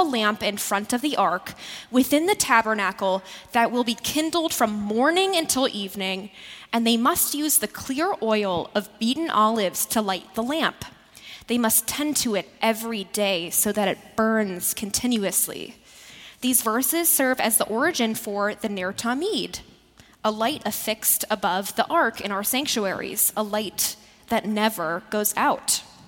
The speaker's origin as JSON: {"language": "English", "region": "Midwest", "country": "United States", "moved": "yes", "lives_now": "New York, United States", "said": "the Midwesterner in me is still alive and well."}